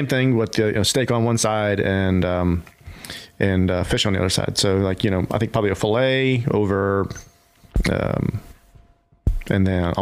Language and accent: English; North Carolina, United States; I'm from North Carolina